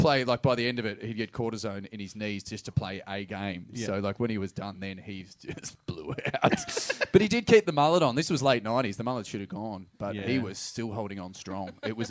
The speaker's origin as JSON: {"language": "English", "town": "Geelong", "region": "Victoria", "country": "Australia", "said": "I was fucking from Geelong."}